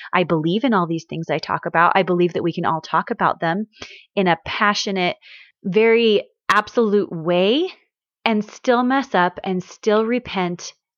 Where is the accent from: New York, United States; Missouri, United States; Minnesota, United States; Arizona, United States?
Missouri, United States; moved away; also born or lived in Washington; where I grew up in Missouri